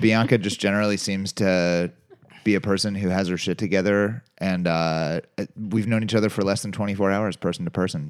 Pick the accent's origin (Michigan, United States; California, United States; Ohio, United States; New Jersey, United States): Ohio, United States; Cincinnati; I grew up in Cincinnati, and that's at Kings Island